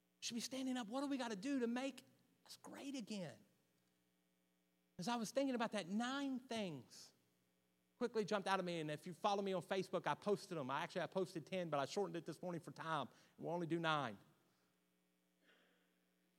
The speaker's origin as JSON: {"language": "English", "town": "Beckley", "region": "West Virginia", "country": "United States", "tie": "born or raised there", "said": "growing up in the Beckley Church of God"}